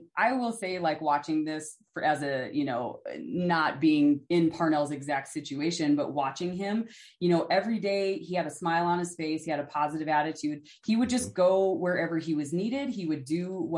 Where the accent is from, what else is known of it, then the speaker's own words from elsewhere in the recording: Northern Minnesota, United States; now in Colorado, United States; I am originally from Northern Minnesota. I have a big family. We grew up, everybody worked hard